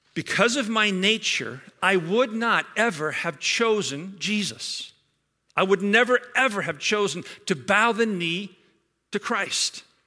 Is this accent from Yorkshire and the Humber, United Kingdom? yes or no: no; Scotland, United Kingdom; now in Georgetown; a Scotsman like myself, born and raised in Scotland